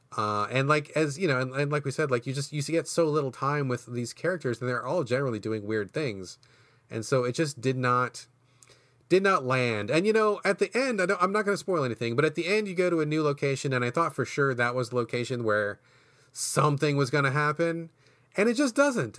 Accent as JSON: {"language": "English", "region": "Washington", "country": "United States", "tie": "born or raised there", "said": "my home state"}